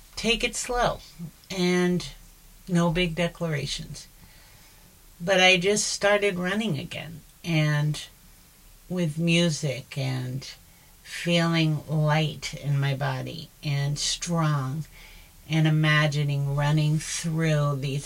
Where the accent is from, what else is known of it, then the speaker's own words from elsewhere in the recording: South Florida, United States; I grew up in South Florida